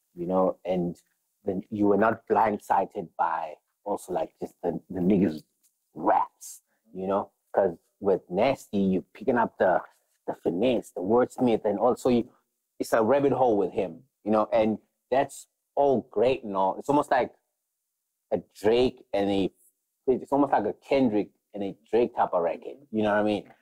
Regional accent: South Africa; that's where we come from, like as South African.

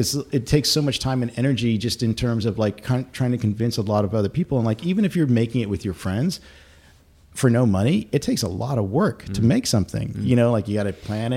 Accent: United States; I'm an American citizen

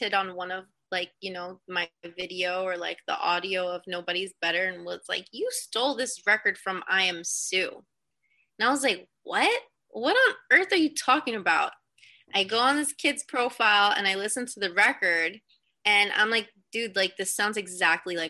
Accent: United States; I'm from the East Coast, you know, New York, New Jersey area

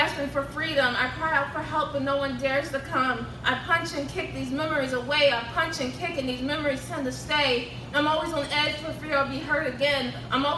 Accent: Baltimore, Maryland, United States; 22 years old, and born and raised in Baltimore.

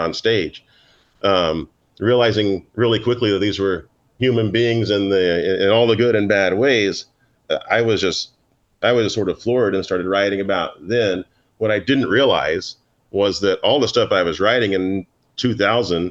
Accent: Oklahoma, United States; now in Manhattan, United States; I grew up in Oklahoma

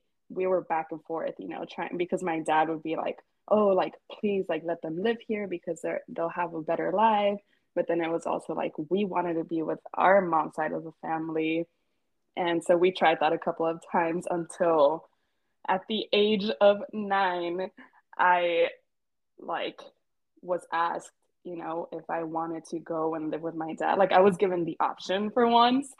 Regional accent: Laredo, Texas, United States; moved away as an adult; also born or lived in Mexico; now in New York City, United States; I was actually born and raised in Laredo, Texas, which is a border town, but I am of Mexican descent.

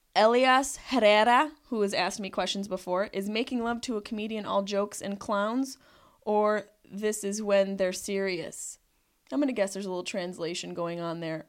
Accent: Syracuse, New York, United States; by this accent that I am from Syracuse, New York

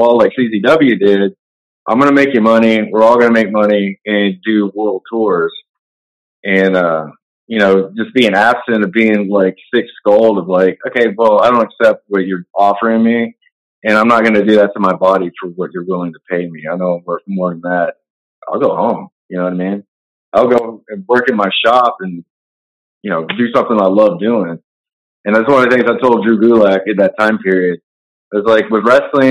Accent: Texas, United States; I'm a Texas guy

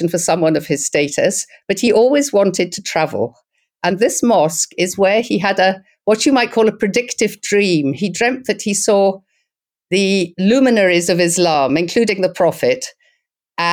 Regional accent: Scotland, United Kingdom; now in Istanbul, Turkey; we're both Scottish

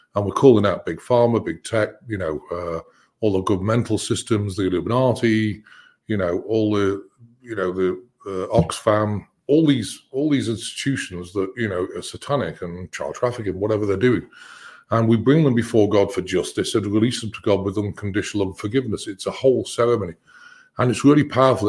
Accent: United Kingdom; I'm British

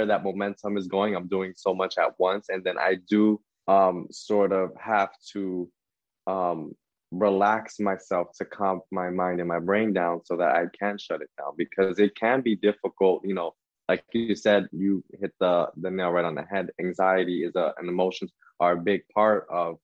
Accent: Jersey City, New Jersey, United States; also born or lived in Manhattan, New York; I was raised in Jersey City.

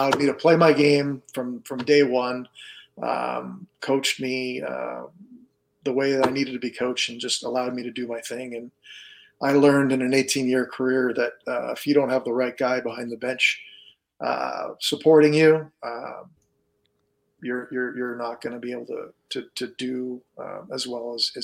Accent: Ottawa, Ontario, Canada; moved away; I'm from Ottawa originally

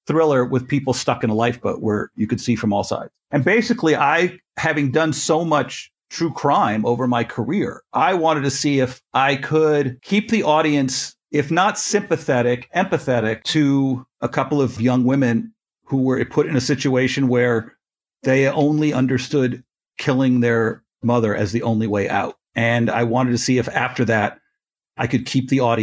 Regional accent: Canada; I'm Canadian

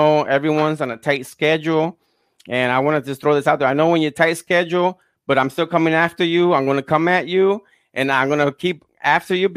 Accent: Fajardo, Puerto Rico; moved away; I grew up in Puerto Rico, Fajardo

